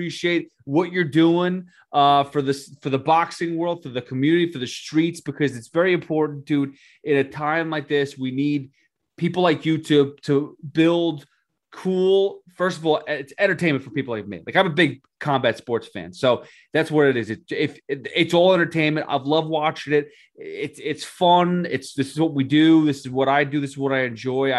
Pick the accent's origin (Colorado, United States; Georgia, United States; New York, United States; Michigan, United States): New York, United States; New Yorker, United States; I'm a New Yorker.